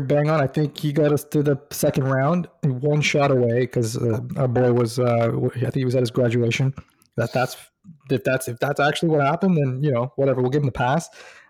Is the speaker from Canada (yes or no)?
yes; Toronto, Ontario, Canada; Born and raised in Toronto.